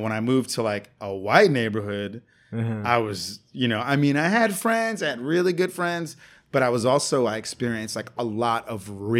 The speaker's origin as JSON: {"language": "English", "country": "Puerto Rico", "tie": "born there", "said": "I'm actually Puerto Rican. I was born in Puerto Rico."}